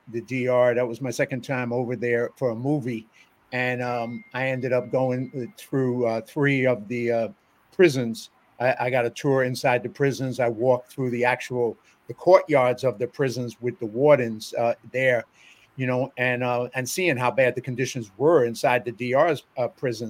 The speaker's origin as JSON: {"language": "English", "town": "New York City", "region": "New York", "country": "United States", "tie": "born or raised there", "said": "we grew up in the South Bronx in poverty"}